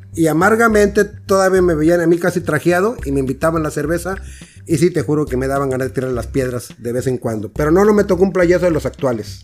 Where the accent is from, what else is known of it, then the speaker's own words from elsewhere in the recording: Tampico, Tamaulipas, Mexico; Yo soy de Tampico